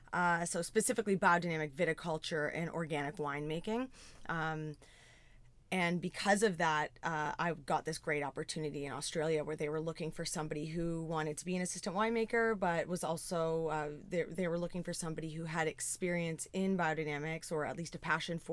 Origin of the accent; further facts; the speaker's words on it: Ontario, Canada; Yeah, I'm from Southern Georgian Bay.